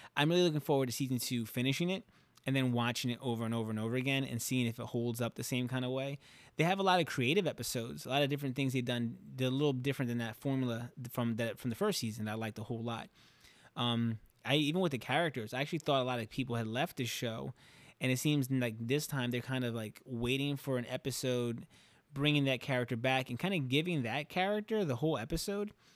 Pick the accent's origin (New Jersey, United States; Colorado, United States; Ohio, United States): New Jersey, United States; Camden; being from the city in, in Camden, right? I'm from New Jersey, I'm outside of Philadelphia